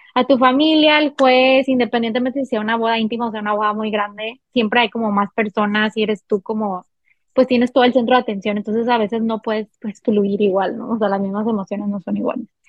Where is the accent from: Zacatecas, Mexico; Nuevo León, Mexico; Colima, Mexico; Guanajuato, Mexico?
Nuevo León, Mexico; Monterrey; soy de Monterrey, Nuevo León.